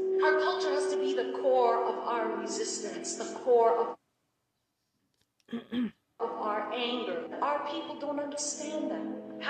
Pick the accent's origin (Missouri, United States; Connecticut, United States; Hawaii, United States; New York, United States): Hawaii, United States; I greet you today as a native Hawaiian, one of the world's endangered indigenous people. I am a member of the movement for Hawaiian independence.